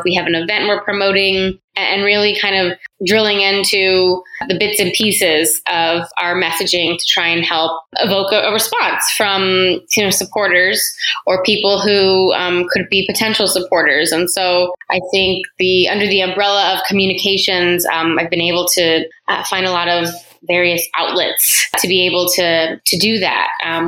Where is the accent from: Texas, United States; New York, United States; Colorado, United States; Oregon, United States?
Texas, United States; San Antonio; moved away as an adult; now in Los Angeles, United States; So I am originally from San Antonio, Texas, and I met my now husband there, and he had an opportunity to relocate out here for his job.